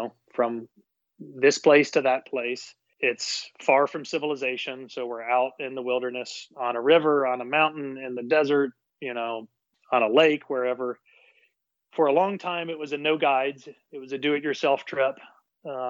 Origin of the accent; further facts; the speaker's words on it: Nashville, Tennessee, United States; I live in Nashville and I'm a native Nashvillian, which is extremely rare these days.